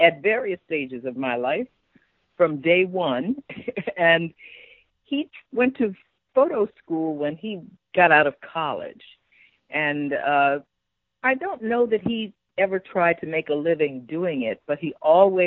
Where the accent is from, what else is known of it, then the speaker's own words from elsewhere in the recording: New York City, New York, United States; I grew up in Midtown Manhattan, New York City, in the Amsterdam houses